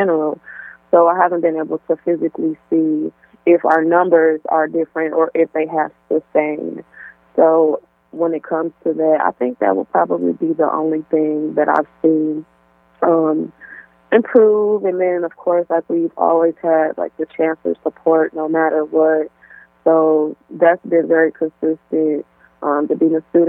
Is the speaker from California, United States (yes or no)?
no; Milwaukee, Wisconsin, United States; now in Oshkosh, United States; I'm originally born and raised in Milwaukee, Wisconsin